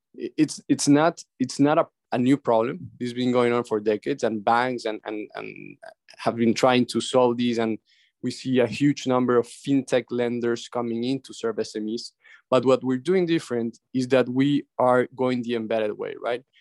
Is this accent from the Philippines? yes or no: no; Ecuador; now in Miami, United States; in my country where I was raised in Ecuador